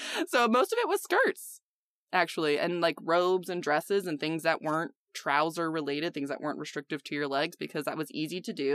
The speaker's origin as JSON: {"language": "English", "region": "England", "country": "United Kingdom", "moved": "yes", "said": "I am English"}